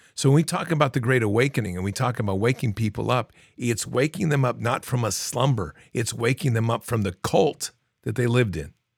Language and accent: English; United States; I'm an American